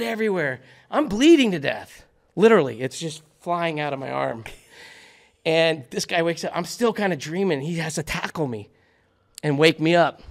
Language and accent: English; Fort Lauderdale, Florida, United States; moved away as an adult; also born or lived in Delray Beach, Florida; now in Los Angeles, United States; I grew up in Fort Lauderdale, Delray Beach, Florida.